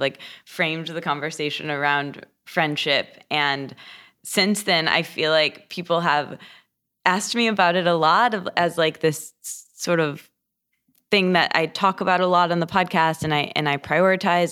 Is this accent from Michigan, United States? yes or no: yes; Michigan, United States; moved away as an adult; now in Los Angeles, United States; I grew up in Michigan in a a small college town